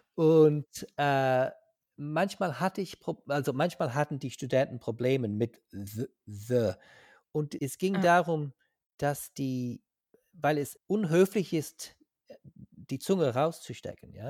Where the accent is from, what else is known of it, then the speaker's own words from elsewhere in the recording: Ireland; German is a second language; ich komme aus Irland, ich wohne in Dublin.